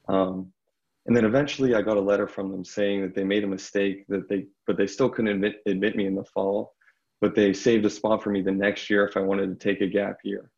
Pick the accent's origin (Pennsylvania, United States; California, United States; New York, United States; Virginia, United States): Pennsylvania, United States; Bethel Park; I'm from Bethel Park, Pennsylvania, which is just south of Pittsburgh, basically a suburb